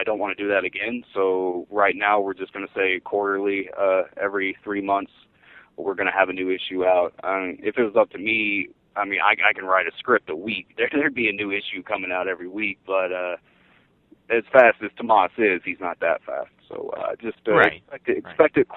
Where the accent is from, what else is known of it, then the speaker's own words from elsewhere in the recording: the South, United States; I grew up in the South.